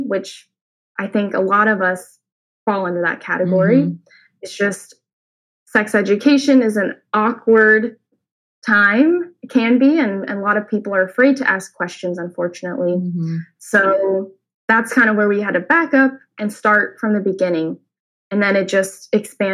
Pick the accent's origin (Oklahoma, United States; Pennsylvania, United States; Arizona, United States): Oklahoma, United States; moved away as an adult; now in Indiana, United States; I'm originally from Oklahoma, and I studied at the University of Oklahoma in environmental studies, pre-medicine.